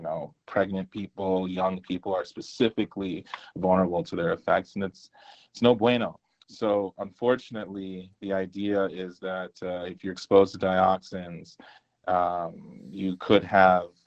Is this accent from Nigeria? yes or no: yes; Nigeria; You outed me as a Nigerian